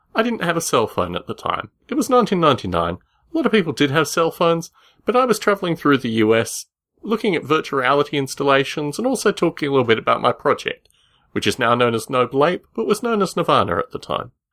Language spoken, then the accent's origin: English; Australia; When I was growing up in Australia